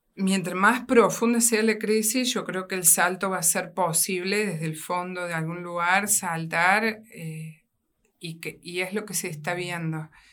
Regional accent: Río Cuarto, Córdoba, Argentina; also born or lived in Portugal; Nací aquí en la ciudad de Río Cuarto

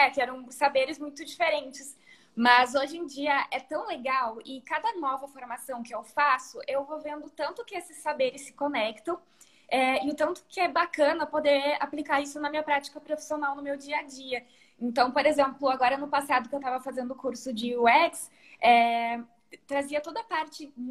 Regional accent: Rio Grande do Sul, Brazil; eu tenho 33 anos. É, sou natural do Rio Grande do Sul e agora tenho um mês mais ou menos estou morando aqui no interior de São Paulo.

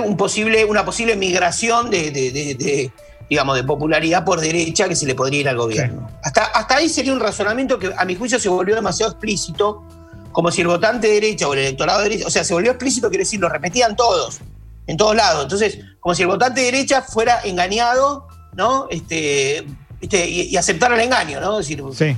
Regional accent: Buenos Aires, Argentina; me siento cómodo por porteño

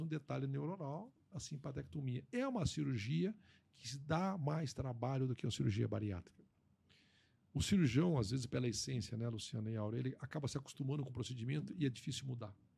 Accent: Brazil; nós, como amigos, como brasileiros

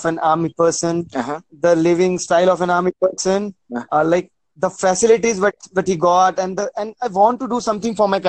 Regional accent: India; I'm from India.

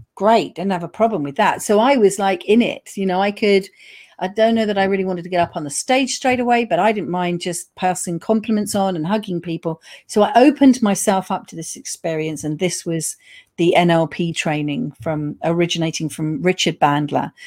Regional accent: United Kingdom; we are reserved British people

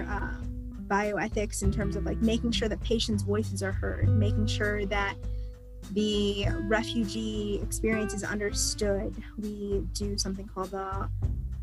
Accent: Maryland, United States; moved away as an adult; also born or lived in Fort Collins, Colorado; now in Aurora, United States; I'm originally from Maryland, and it's a very diverse area right around DC. I grew up in a very, very diverse population

